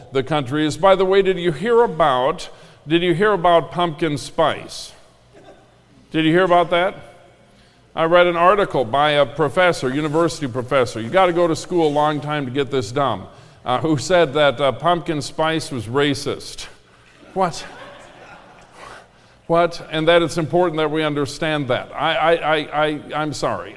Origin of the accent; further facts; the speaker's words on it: Minnesota, United States; I grew up in Minnesota, which is Lutherland, the land of Lutherans.